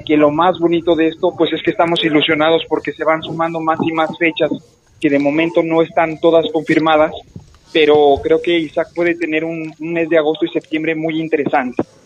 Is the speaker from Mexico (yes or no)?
yes; Mexico; yo como mexicano